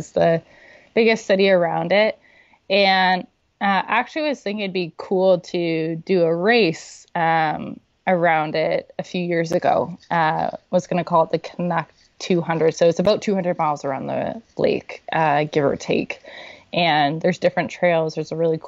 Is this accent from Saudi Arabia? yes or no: yes; Saudi Arabia; now in Canada; I grew up in Saudi Arabia.